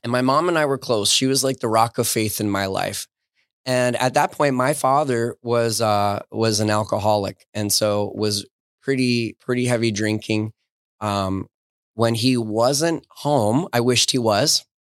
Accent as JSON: {"language": "English", "region": "Southern New Jersey", "country": "United States", "tie": "born or raised there", "accent": "New York", "moved": "as an adult", "said": "the part of New Jersey that I grew up in was, is Southern New Jersey."}